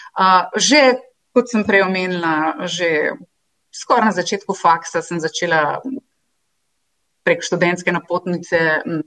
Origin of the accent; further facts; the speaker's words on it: Nova Gorica, Goriška, Slovenia; moved away; jaz sem iz Nove Gorice doma eh, in tam sem obiskovala tudi osnovno šolo in gimnazijo